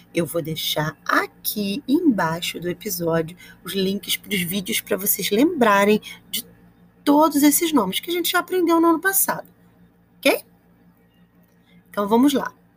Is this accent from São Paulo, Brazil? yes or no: no; Rio de Janeiro, Brazil; I am from Campo Grande, Rio de Janeiro.